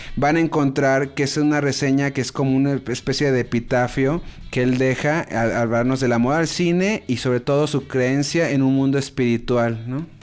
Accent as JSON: {"language": "Spanish", "country": "Mexico", "said": "soy mexicano"}